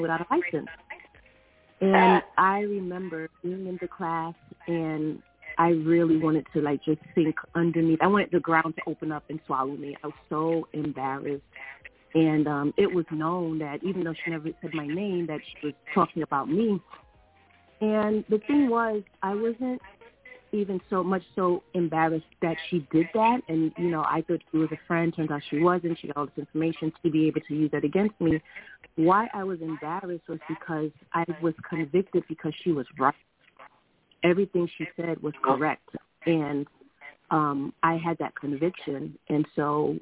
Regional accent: New York, United States; moved away as an adult; also born or lived in Philadelphia; I was the girl from New York

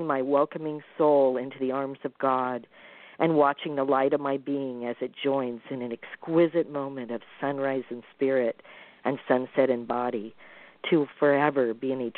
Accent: Midwest, United States; I'm from the Midwest

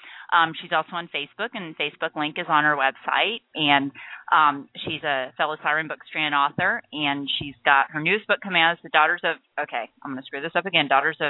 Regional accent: Florida, United States; I was born and raised here in Florida, native Floridian

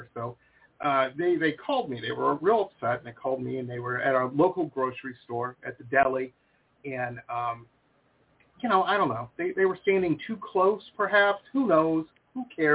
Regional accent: Detroit, Michigan, United States; moved away as an adult; now in Florida, United States; I'm from Detroit. That's where I grew up.

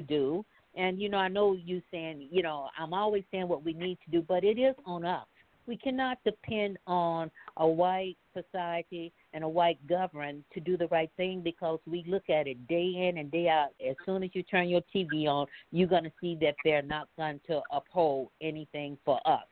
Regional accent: Mississippi, United States; moved away; Growing up in the South in Mississippi

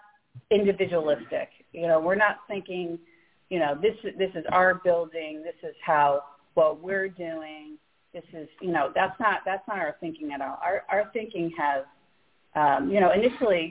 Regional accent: Saratoga Springs, New York, United States; also born or lived in Connecticut / Rochester, New York; now in Albany, United States; I was born in Albany. I wasn't raised here. I grew up in Saratoga and then Connecticut

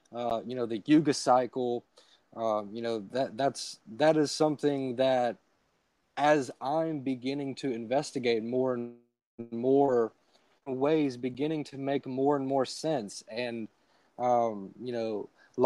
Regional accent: Alabama, United States; I'm from Alabama. It's the Gulf Coast, so I live very close to the beach.

